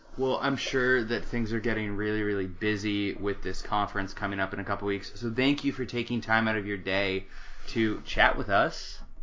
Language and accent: English; Tempe, Arizona, United States; also born or lived in Washington D.C.; I was born and raised in Tempe, Arizona